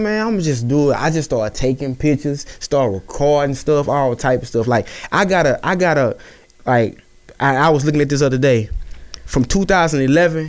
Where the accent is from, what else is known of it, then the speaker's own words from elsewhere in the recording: Natchitoches, Louisiana, United States; Natchitoches, born and raised